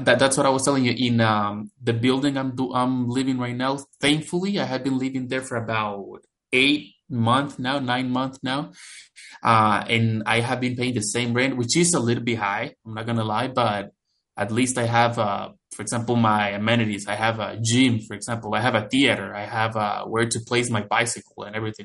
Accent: El Salvador; moved away as an adult; now in London, Canada; I grew up in El Salvador, which is a country located in Central America, right below Mexico.

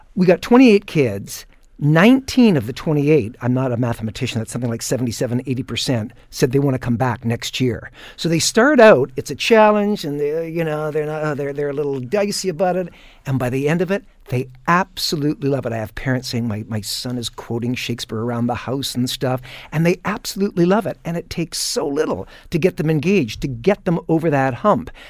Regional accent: Hamilton, Ontario, Canada; born and raised in Hamilton

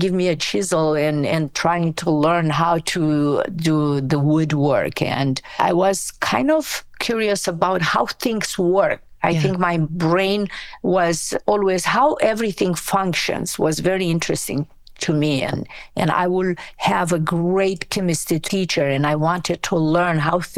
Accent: Romania; English is a second language; moved away as an adult; now in United States; I was born in Romania from an immigrant family. My grandparents emigrated from Macedonia in 1939. So yeah, I grew up in Romania

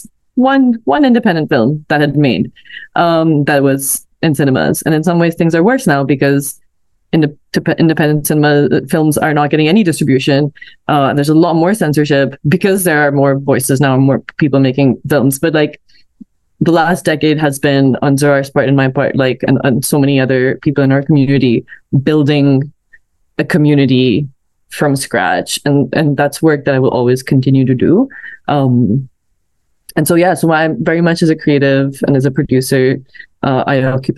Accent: Pakistan; moved away as an adult; I was born and raised in Pakistan. I moved to Canada when I was 18

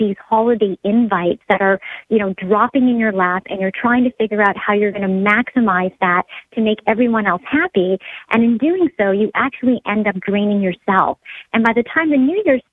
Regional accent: Canada; being a Canadian myself

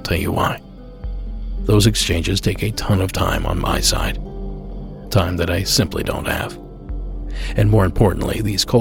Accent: Coshocton, Ohio, United States; now in California, United States; my hometown in Coshocton, Ohio

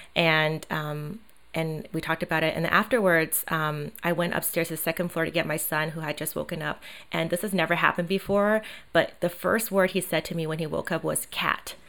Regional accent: Taiwan; moved away; I grew up in Asia, in Taiwan

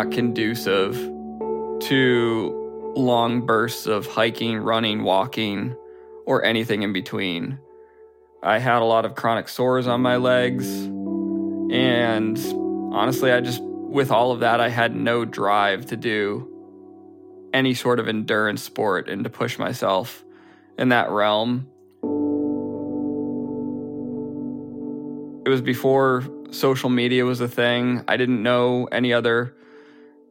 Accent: outside of Boston, Massachusetts, United States; now in New Jersey, United States; I grew up outside of Boston, and currently I live in New Jersey.

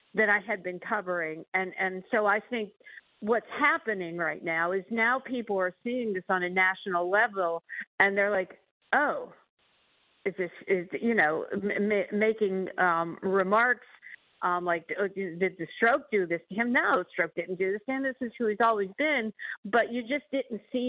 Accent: Pennsylvania, United States; my home state

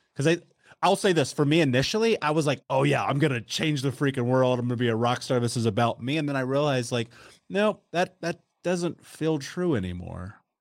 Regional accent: United States; moved away; I grew up in the United States

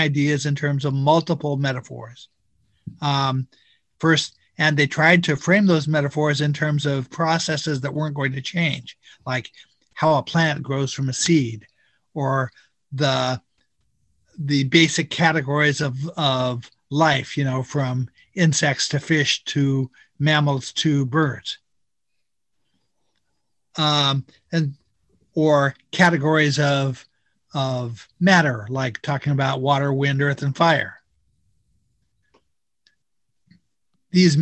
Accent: Pacific Northwest, United States; I grew up in the Pacific Northwest

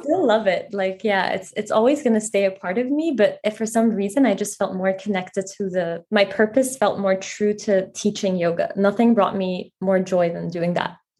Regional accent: Egypt; moved away as an adult; also born or lived in Paris, France; now in New York City, United States; I actually moved to Egypt in middle school

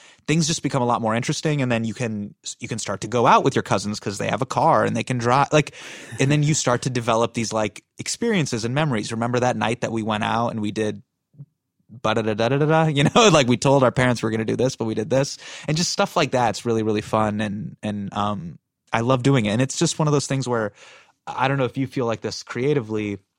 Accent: Davis, California, United States; born there; Correct. I was born in Davis, California.

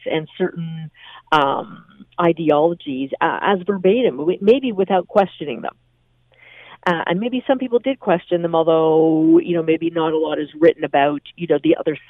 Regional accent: Canada; as a Canadian

